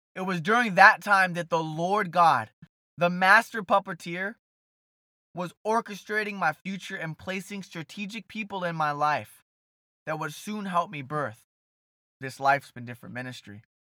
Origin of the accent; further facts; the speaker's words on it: Brea, California, United States; also born or lived in South Orange County; Brea, California, my hometown